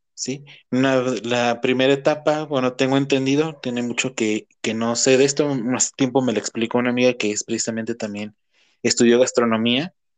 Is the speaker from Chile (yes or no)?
no; Celaya, Guanajuato, Mexico; soy de Cajetópolis.